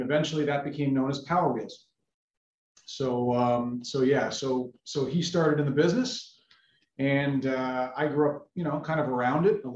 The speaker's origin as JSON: {"language": "English", "town": "Toronto", "region": "Ontario", "country": "Canada", "tie": "born or raised there", "said": "I grew up in Toronto, Canada."}